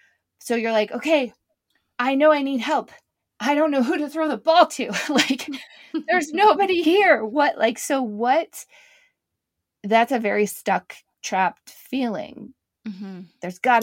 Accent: Canada; I'm from Canada originally. I think we do a bit better in Canada.

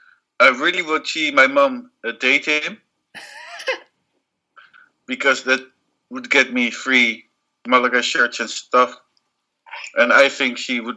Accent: Netherlands; English is a second language; now in Spain; I'm Spanish, born in Spain. I lived almost my entire life in Holland.

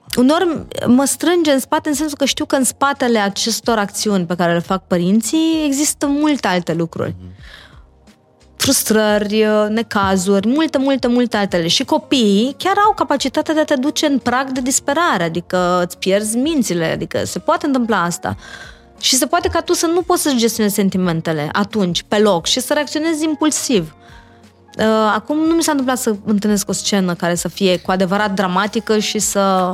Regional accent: Iași, Iași County, Romania; moved away; also born or lived in Bucharest; am copilărit eu la Iași

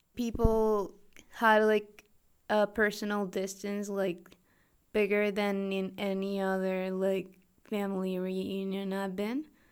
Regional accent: Mexico; English is a second language; also born or lived in Toronto

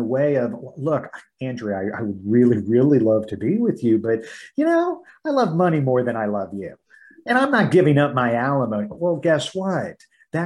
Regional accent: Midwest, United States; I was raised in the Midwest.

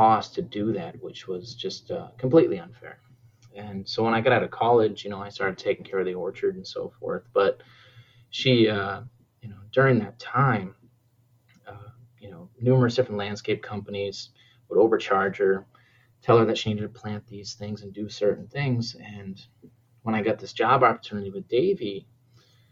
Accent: New Hampshire, United States; now in Minnesota, United States; I'm originally from New Hampshire

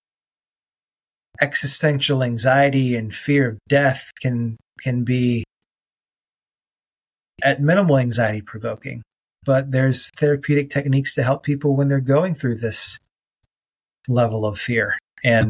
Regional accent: United States; as an American

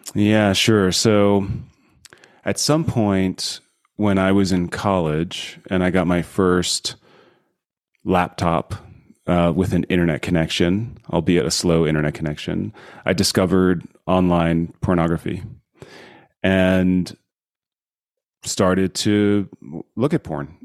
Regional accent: New Jersey, United States; moved away as an adult; also born or lived in Colorado / California / Silicon Valley; now in Utah, United States; I grew up in New Jersey, went to college in, uh, Colorado and then in California

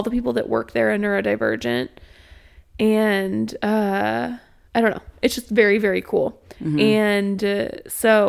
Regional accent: Springfield, United States; moved away; I'm from Springfield, but I can't tell you anything about Springfield, and I definitely couldn't give you directions because I only lived there for 2 years while I could drive

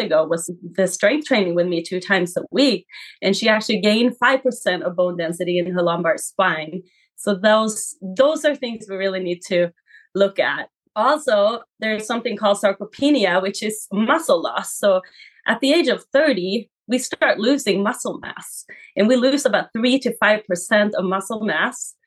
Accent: Sweden; now in Coeur d'Alene, United States; I am born and raised in Sweden

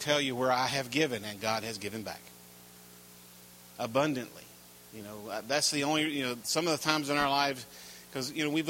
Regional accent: North Carolina, United States; I'm from North Carolina

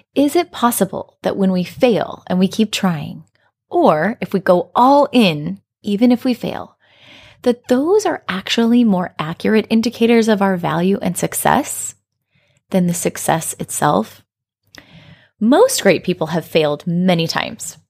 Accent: Colorado, United States; I grew up in Colorado in the United States

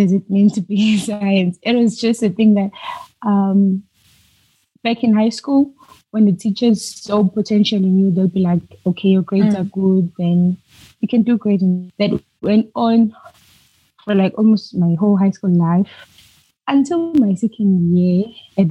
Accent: South Africa; I'm originally from South Africa

